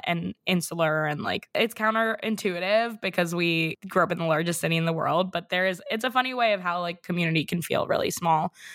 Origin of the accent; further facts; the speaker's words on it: New York City, New York, United States; I grew up in New York City